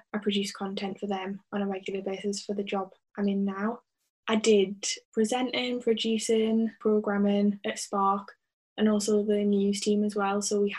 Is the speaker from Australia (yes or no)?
no; County Durham, North East England, United Kingdom; also born or lived in Sunderland; So I'm originally from County Durham, but I went to university at Sunderland and I now work there, which is a weird turn of events. So I say I'm from Durham, I'm more of a Sunderland girl at heart